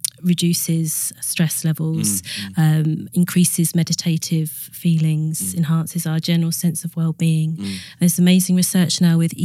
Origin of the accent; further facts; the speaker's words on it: Suffolk, East Anglia, East of England, United Kingdom; moved away as an adult; also born or lived in Manchester; I grew up in Suffolk, in East Anglia, near Thetford Forest